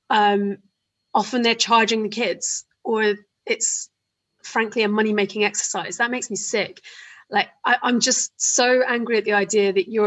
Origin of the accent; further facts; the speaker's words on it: Isle of Wight, South East England, United Kingdom; growing up on the Isle of Wight, like I was